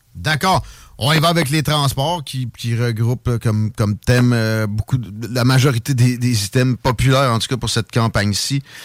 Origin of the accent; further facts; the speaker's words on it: Chaudière, Quebec, Canada; je suis de la Chaudière, tu, tu sais de quoi je parle avec Saint-Nic. Euh, moi je suis un, gars originaire de là